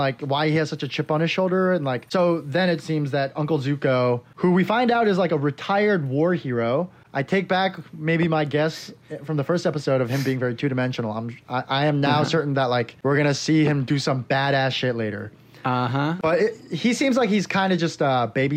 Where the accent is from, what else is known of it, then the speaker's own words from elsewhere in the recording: South Korea; moved away; when I was a kid growing up in Korea